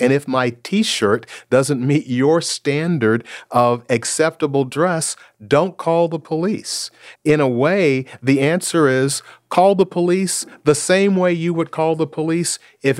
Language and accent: English; Seattle, Washington, United States; I'm from Seattle, Washington. That's the home of Starbucks.